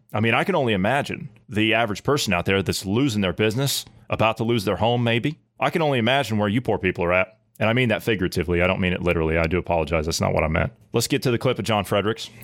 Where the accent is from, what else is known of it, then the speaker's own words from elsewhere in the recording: Ohio, United States; my home state of Ohio